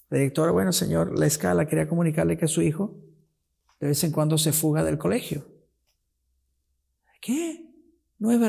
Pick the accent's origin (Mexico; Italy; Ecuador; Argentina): Italy; Rocca di Papa, Lazio; born there; Yo nací en Roma, yo nací cerca de Roma, Roca di Papa.